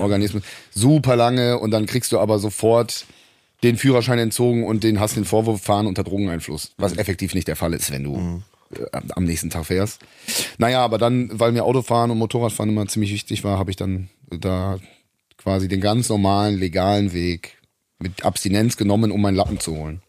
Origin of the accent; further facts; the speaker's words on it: Rhineland, Germany; moved away; also born or lived in Munich; ich bin ja im Rheinland zur Schule gegangen